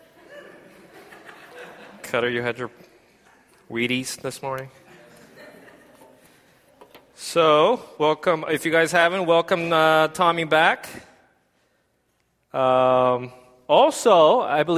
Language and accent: English; South Korea; now in United States; I'm South Korean. But I am American citizen